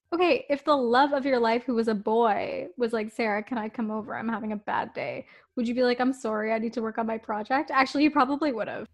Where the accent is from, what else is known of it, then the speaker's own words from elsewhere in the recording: Toronto, Ontario, Canada; We're from Toronto